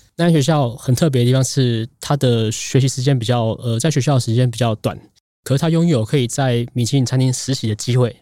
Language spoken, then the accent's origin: Chinese; Tainan, Taiwan; moved away as an adult; also born or lived in northern Taiwan / France; 我在南部长大，在嗯，嗯。在北部工作，在法国读书